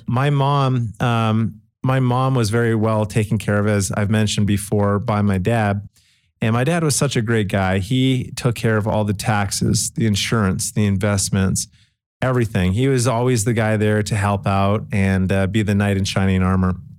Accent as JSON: {"language": "English", "town": "Calgary", "region": "Alberta", "country": "Canada", "tie": "born or raised there", "moved": "yes", "lives_now": "Utah, United States", "said": "I grew up in Calgary, Canada"}